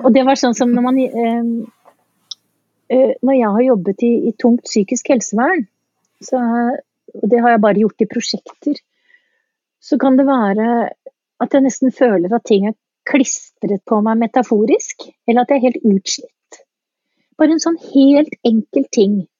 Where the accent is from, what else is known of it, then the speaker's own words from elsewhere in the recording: Eastern Norway, Norway; accent: østlending (Eastern Norwegian); jeg er østlending